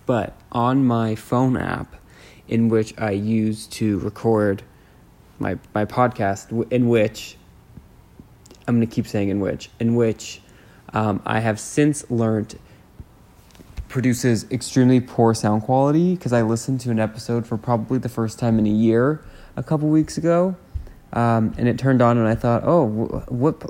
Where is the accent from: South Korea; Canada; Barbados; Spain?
Canada; I'm Canadian.